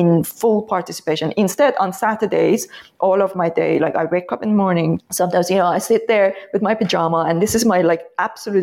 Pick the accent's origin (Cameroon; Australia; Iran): Iran; moved away; I come from Iran